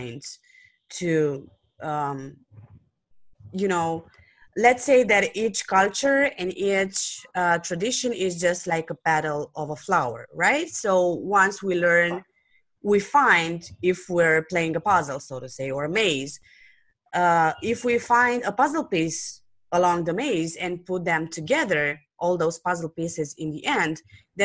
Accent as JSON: {"language": "English", "country": "Romania", "second_language": "English", "said": "I'm from Romania"}